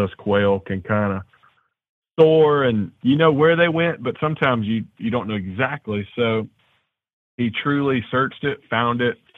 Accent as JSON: {"language": "English", "town": "Nashville", "region": "Tennessee", "country": "United States", "tie": "born or raised there", "said": "a good buddy of mine I grew up with in Nashville"}